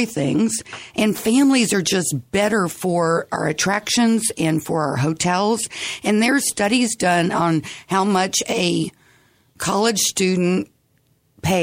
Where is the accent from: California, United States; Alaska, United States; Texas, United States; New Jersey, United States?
Texas, United States; San Antonio; I grew up in San Antonio